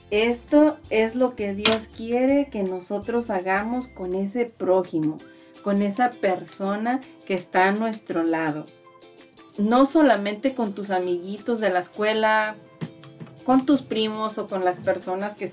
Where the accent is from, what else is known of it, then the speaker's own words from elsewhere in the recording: Mexico; nosotras las que estamos aquí, que somos de México, nos llaman mexicanas porque somos de México.